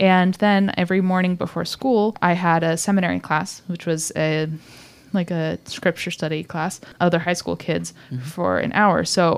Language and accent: English; Seattle, Washington, United States; also born or lived in Indiana; Yes, because I'm from the States. I'm from Seattle specifically and the Midwest, Indiana before that.